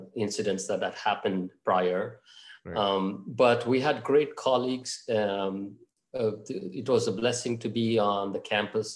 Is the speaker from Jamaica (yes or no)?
no; Mangalore, Karnataka, India; also born or lived in Bangalore; my hometown is actually Mangalore